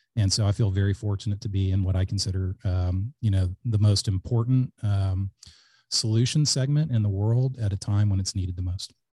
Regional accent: Alice, Texas, United States; also born or lived in Georgetown, Texas / Austin, Texas; I grew up in Alice, Texas, which is a small town in, uh, South Texas

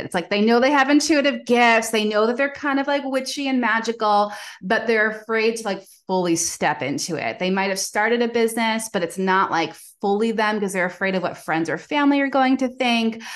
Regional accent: Long Island, New York, United States; I'm originally from New York. So I have that like hustle culture ingrained in me

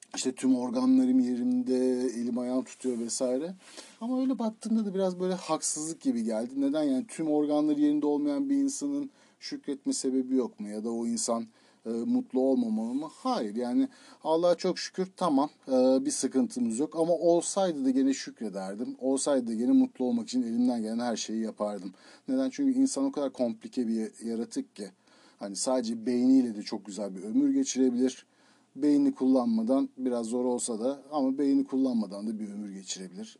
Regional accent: Turkey; moved away as an adult; also born or lived in Izmir / Istanbul / United States; Türkiye'de doğduk, Türkiye'de yaşıyoruz

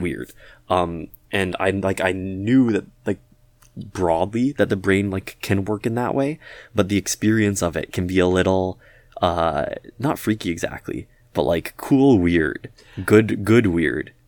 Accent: Toronto, Ontario, Canada; the Toronto area, sort of G T

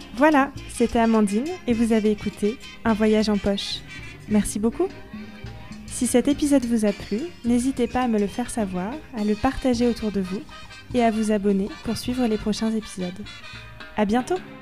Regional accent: France; en tant que Français

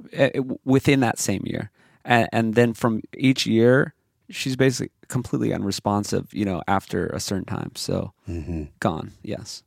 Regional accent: Hawaii, United States; I grew up in Hawaii

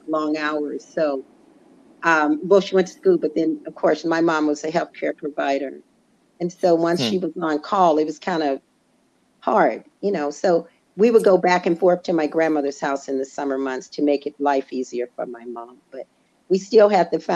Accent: Jackson, Tennessee, United States; moved away; also born or lived in Illinois; I was born in Jackson, Tennessee in 1958.

